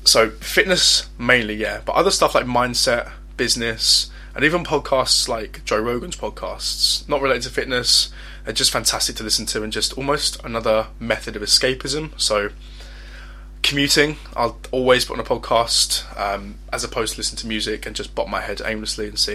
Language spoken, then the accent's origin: English; Essex, East of England, United Kingdom; I'm 21 years old, and I'm from Essex.